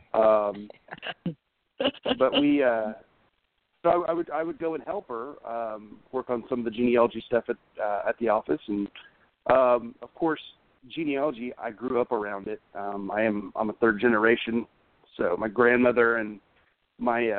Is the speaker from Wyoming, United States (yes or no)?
no; Oklahoma City, Oklahoma, United States; also born or lived in Tulsa, Oklahoma; I was born in Tulsa, Oklahoma, and I was raised in Oklahoma City.